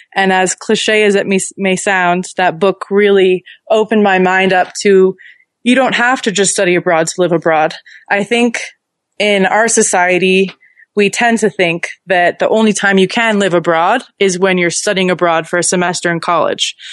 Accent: San Jose, California, United States; moved away as an adult; also born or lived in Melbourne, Australia; I grew up in San Jose, California

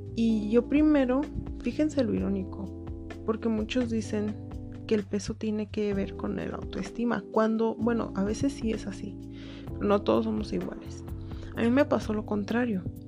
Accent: Mexico; soy mexicana

